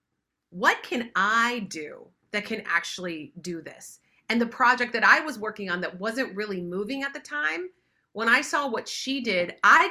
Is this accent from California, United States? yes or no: no; West Virginia, United States; now in Los Angeles, United States; I grew up in West Virginia in the mountains